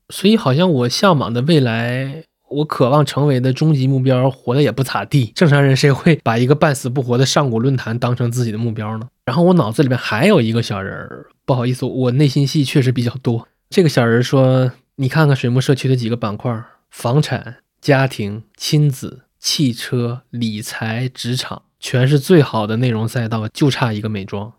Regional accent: Shenyang, Liaoning, China; moved away; 严格意义上我不算小镇青年啊，我老家是沈阳的，比铁岭还大

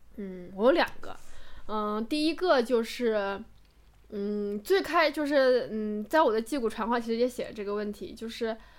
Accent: Macau; 我是在澳门成长成年的嘛

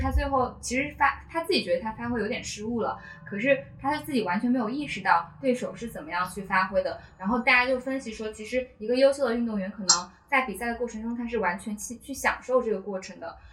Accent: Hunan, China; moved away; 我当时是在读，读初中，然后我家乡在湖南

